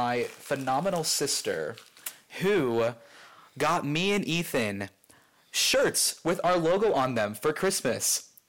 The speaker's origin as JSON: {"language": "English", "region": "Ohio", "country": "United States", "moved": "yes", "said": "I'm from Ohio"}